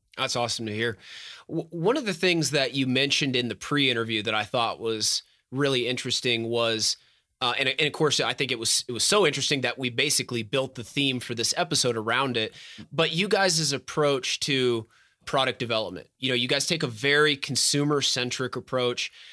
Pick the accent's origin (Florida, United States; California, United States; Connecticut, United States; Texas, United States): Texas, United States; my home state of Texas